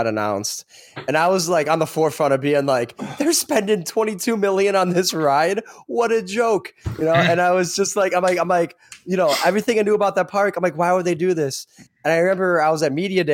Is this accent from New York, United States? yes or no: no; Chicago, Illinois, United States; From a Chicago local